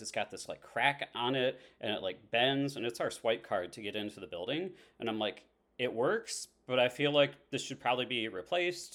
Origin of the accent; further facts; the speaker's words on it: Haslett, Michigan, United States; also born or lived in Sturgis, Michigan; now in East Lansing, United States; I grew up in Hazlitt, so this is, like, ba-, back in my roots.